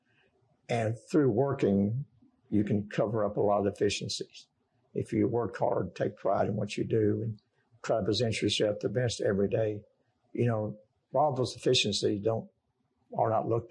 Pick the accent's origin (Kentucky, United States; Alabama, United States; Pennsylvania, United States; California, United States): Kentucky, United States; Danville; we grew up in Danville and basically Boyle County.